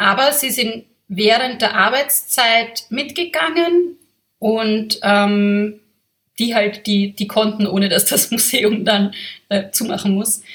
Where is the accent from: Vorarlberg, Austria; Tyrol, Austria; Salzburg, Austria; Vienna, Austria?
Vienna, Austria; ich bin Wienerin. Ich bin von hier.